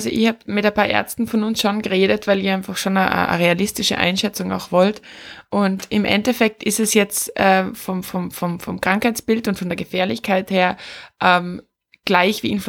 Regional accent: Austria; bei uns in Österreich ist zum, äh, zum Beispiel die generelle Info rausgegangen

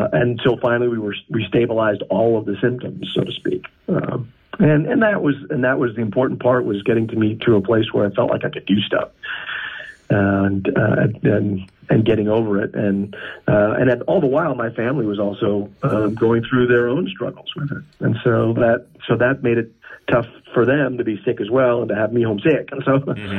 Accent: United States; I'm in the United States of America. I'm an American

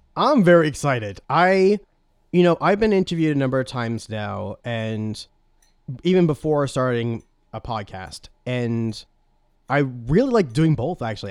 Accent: New York, United States; accent: New York; moved away; I'm originally from New York.

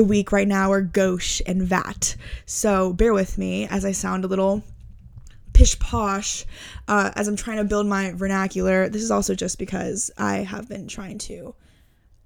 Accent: Houston, Texas, United States; moved away; I grew up in Houston, Texas

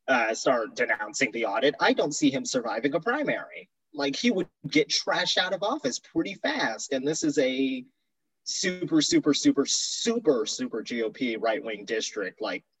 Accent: Surprise, Arizona, United States; I'm from Surprise, which is in the far West Valley, and it is a very heavily GOP part of the valley and state.

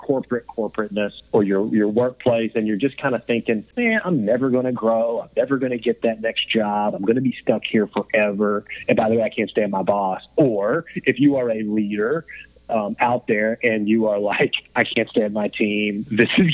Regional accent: Grayson, Kentucky, United States; moved away as an adult; also born or lived in Lakeland, Florida; I'm born and raised in Grayson, Kentucky

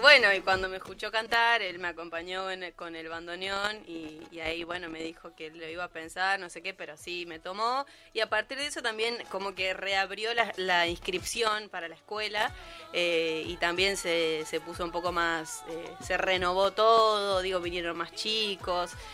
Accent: Posadas, Misiones, Argentina; moved away; yo vivía en Misiones, soy de Posadas

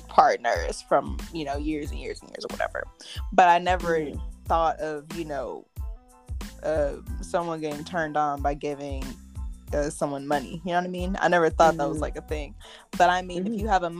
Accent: California, United States; I'm from California

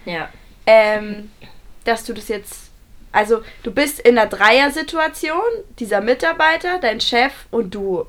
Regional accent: Bavaria, Germany; ein Kohlewerk bei uns in Bayern

